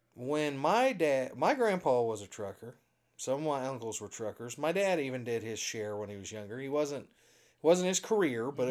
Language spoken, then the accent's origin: English; Indiana, United States; also born or lived in Azusa, California; I'm from Indiana.